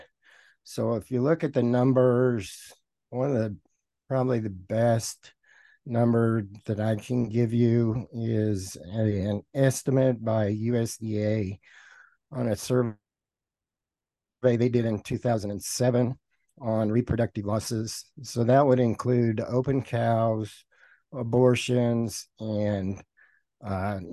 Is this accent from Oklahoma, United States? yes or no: yes; Oklahoma Panhandle, United States; moved away; also born or lived in Hugoton, Kansas; I grew up in the Oklahoma Panhandle